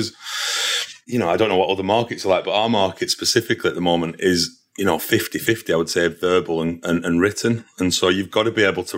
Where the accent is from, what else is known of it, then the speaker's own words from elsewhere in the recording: Burnley, North West England, United Kingdom; moved away as an adult; also born or lived in London / Manchester; I was from Burnley originally. There's not a lot of, in terms of industry there. So I knew I had to move out of that area